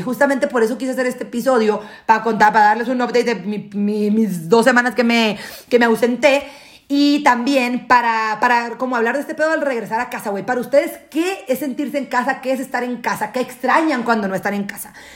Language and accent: Spanish; Guasave, Sinaloa, Mexico; also born or lived in United States; now in Mexico City, Mexico; yo, yo me mudé de Guasave, me salí de Guasave en el 2010, mi familia y yo, toda mi familia nuclear, mamá, papá y hermanos, nos fuimos, a vivir a Estados Unidos en el 2010